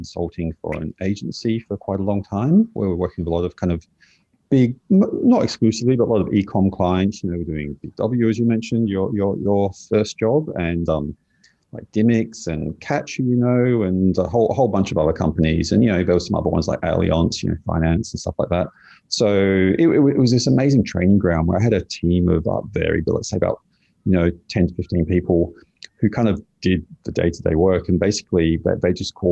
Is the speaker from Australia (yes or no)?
yes; Adelaide, South Australia, Australia; I grew up in Adelaide